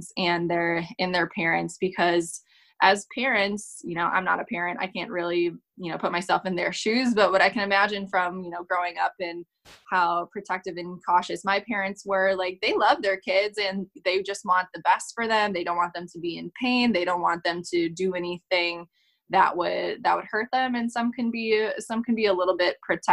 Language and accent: English; Wisconsin, United States